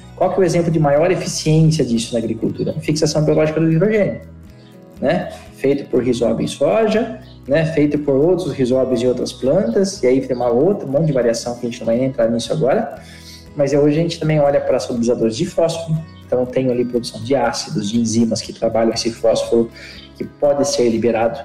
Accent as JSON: {"language": "Portuguese", "town": "Piracicaba", "region": "São Paulo", "country": "Brazil", "tie": "born or raised there", "said": "eu sou perescabana, nasci em Piracicaba"}